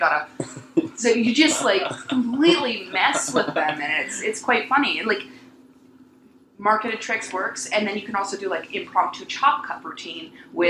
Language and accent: English; Canada; we're Canadian